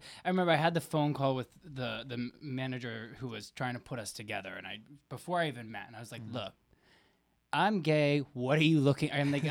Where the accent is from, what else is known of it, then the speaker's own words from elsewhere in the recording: Rhode Island, United States; I'm from Rhode Island.